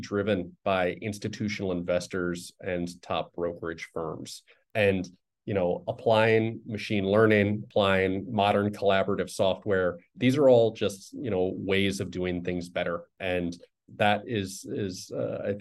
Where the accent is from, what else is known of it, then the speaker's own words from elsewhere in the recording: Chicago, Illinois, United States; moved away; I'm originally from Chicago